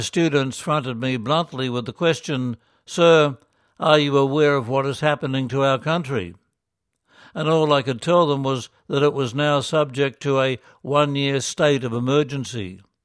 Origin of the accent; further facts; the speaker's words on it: Philippines; moved away as an adult; now in Myanmar; Growing up in the Philippines